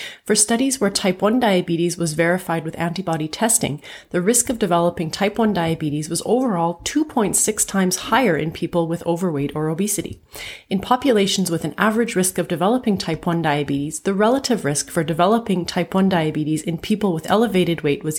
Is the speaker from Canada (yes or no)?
yes; Canada; I'm a Canadian physician